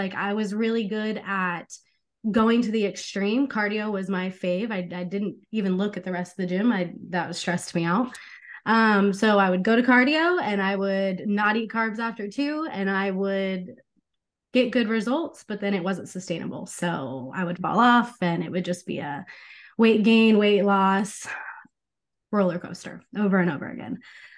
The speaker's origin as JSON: {"language": "English", "region": "Arizona", "country": "United States", "said": "I mean, I'm from Arizona."}